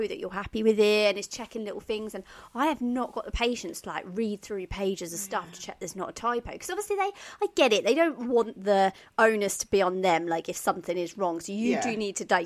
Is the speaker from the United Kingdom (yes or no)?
yes; Norfolk, East of England, United Kingdom; I am from Norfolk